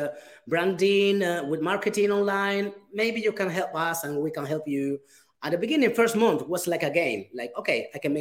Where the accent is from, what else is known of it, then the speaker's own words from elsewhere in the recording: Gran Canaria, Canary Islands, Spain; moved away; I came here to Las Palmas just to visit my family, because I'm from Gran Canaria